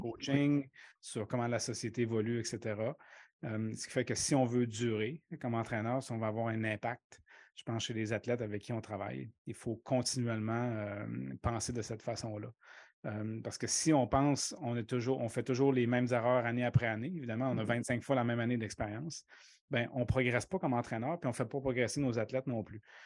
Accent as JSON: {"language": "French", "town": "Quebec City", "region": "Quebec", "country": "Canada", "tie": "born or raised there", "moved": "as an adult", "said": "moi, j'ai grandi à Québec. Hein. donc, les 24, 25 premières années de ma vie, je les ai passées à Québec"}